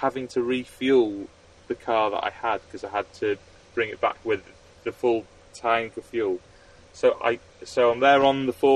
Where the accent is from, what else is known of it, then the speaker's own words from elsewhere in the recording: United Kingdom; I'm a Brit in France